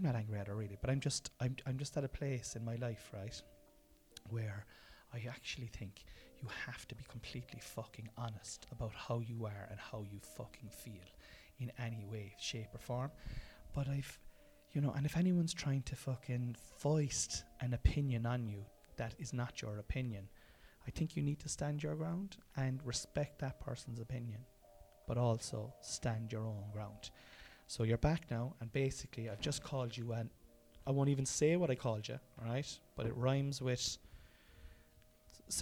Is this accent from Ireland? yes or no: yes; Cork, Munster, Ireland; We're all from Cork.